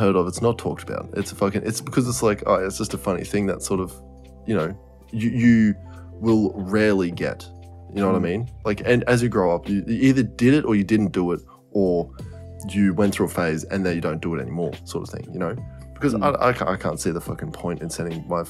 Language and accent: English; Australia; I'm an Australian